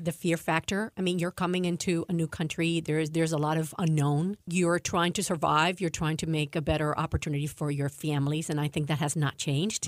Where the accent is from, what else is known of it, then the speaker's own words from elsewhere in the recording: Cuba; also born or lived in Maryland, United States; now in United States; I was born in Cuba, and we came as part of the refugees that came in the, in the nineteen sixties